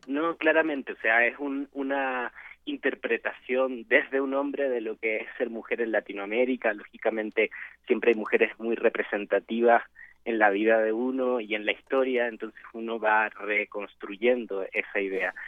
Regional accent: Chile; now in Mexico; yo soy chileno también

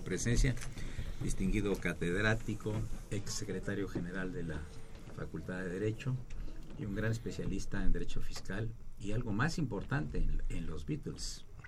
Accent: Mexico; todos tenemos como mexicanos un punto de vista

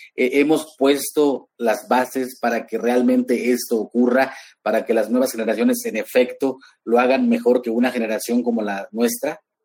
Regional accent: Huasteca Veracruzana, Mexico; mis orígenes allá en la Huasteca Veracruzana

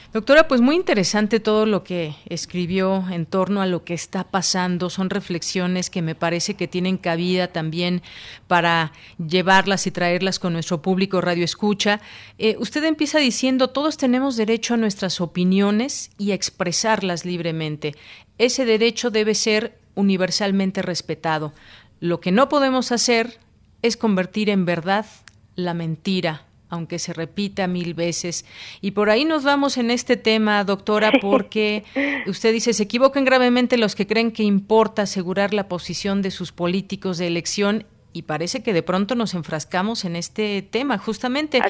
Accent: Mexico; como mexicanos

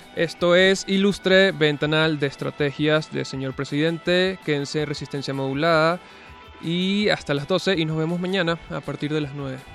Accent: Venezuela

